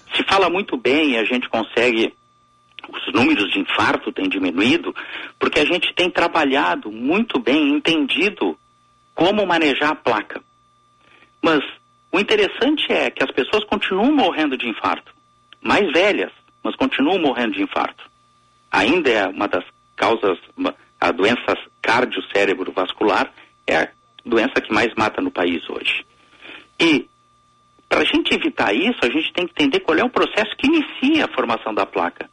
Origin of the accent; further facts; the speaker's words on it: southern Rio Grande do Sul, Brazil; como um bom gaúcho do sul do estado